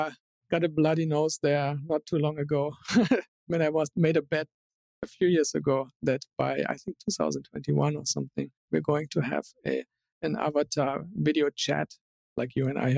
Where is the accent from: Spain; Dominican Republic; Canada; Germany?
Germany; born there; still know that I was born in Germany